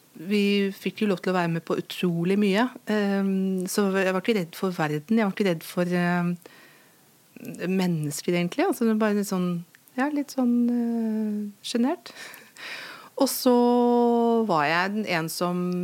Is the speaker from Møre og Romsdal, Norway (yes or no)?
no; Lillehammer, Innlandet, Norway; du bærer alt dette med deg i din identitet som, som lillehamring